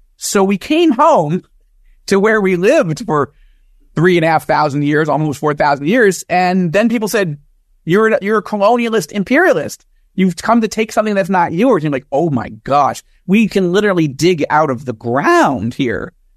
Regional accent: United States; moved away as an adult; now in Israel; evangelical Jewish American, born and raised in America

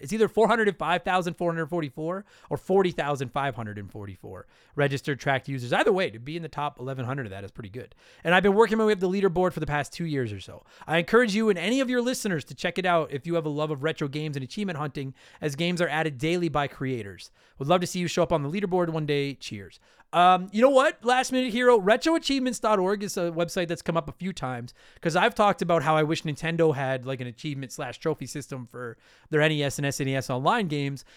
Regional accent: Canada; I am a Canadian

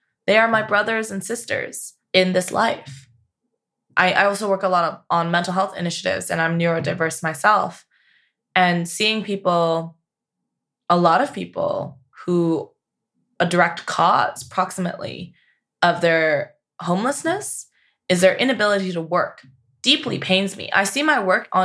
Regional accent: Canada; now in United States; I'm from Canada

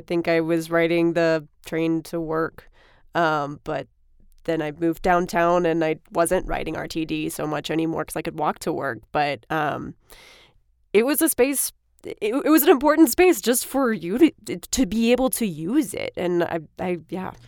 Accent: Austin, Texas, United States; also born or lived in Waco / rural Alaska; now in Denver, United States; I'm from Austin, Texas

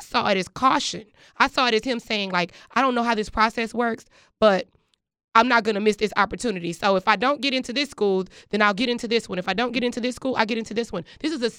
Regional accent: Texas, United States; I am from Texas

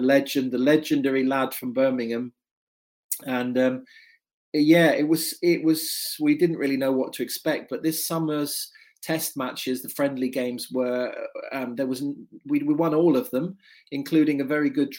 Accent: Dortmund, North Rhine-Westphalia, Germany; I'm an Englishman who grew up in Germany, in Dortmund exactly. Went to the army school there, the Cornwall School in Dortmund

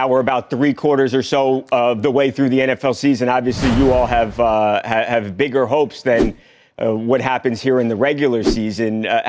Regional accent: New York, United States; I'm from New York, Javon.

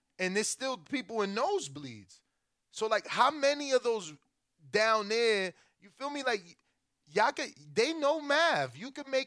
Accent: United States; also born or lived in Florida; as an American

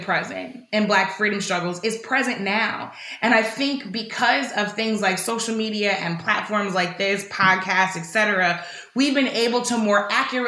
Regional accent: St. Louis, Missouri, United States; in my hometown of St. Louis

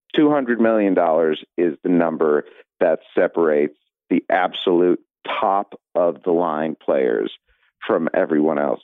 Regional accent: Cleveland, Ohio, United States; moved away; I grew up in Cleveland

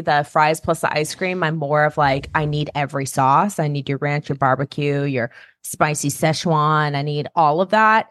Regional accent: California, United States; as a Californian

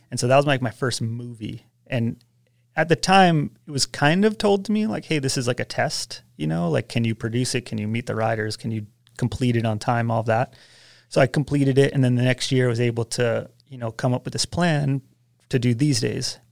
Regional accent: Westchester, New York, United States; now in Big Bear, United States; I grew up in Westchester, New York, just outside of New York City, on the border of Connecticut

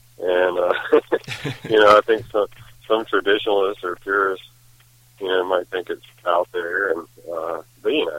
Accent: North Carolina, United States; I grew up in North Carolina

